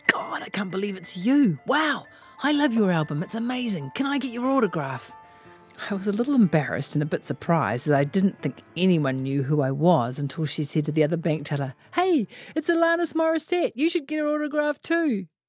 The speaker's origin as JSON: {"language": "English", "region": "Auckland", "country": "New Zealand", "tie": "born or raised there", "said": "I grew up in West Auckland with three brothers surrounded by a neighbourhood full of lads"}